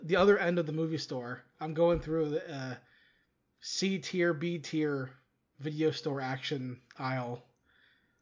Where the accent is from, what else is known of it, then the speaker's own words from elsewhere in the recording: Philippines; as a Filipino guy